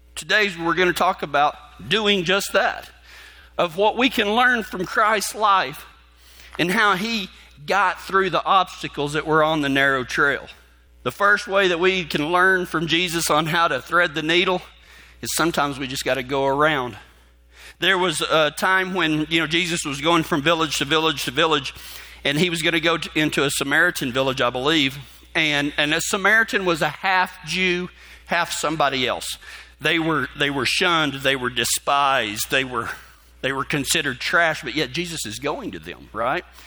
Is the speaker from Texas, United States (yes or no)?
yes; West Texas, United States; growing up in West Texas